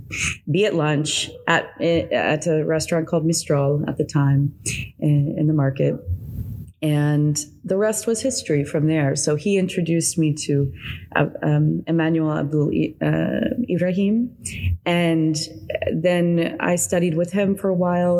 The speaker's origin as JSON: {"language": "English", "region": "the South", "country": "United States", "tie": "born or raised there", "moved": "as an adult", "lives_now": "Mexico", "said": "was born here in the South, I was raised in the South"}